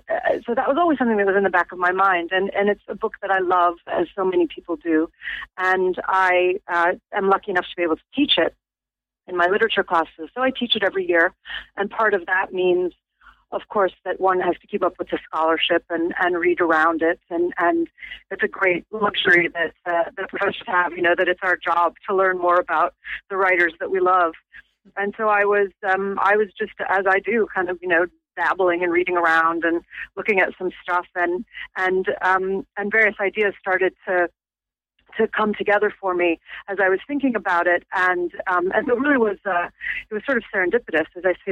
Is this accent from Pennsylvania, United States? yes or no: no; Chicago, Illinois, United States; moved away as an adult; now in Norwich, United Kingdom; You might be able to hear from my accent. I was not raised in England. I'm actually from Chicago, which is where all of my family is.